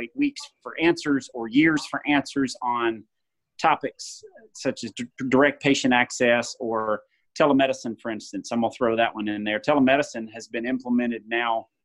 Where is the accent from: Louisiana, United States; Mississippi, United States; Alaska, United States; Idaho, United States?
Mississippi, United States; Jackson; I'm from Jackson, Mississippi. I've born and raised here, actually 4 generations deep in Mississippi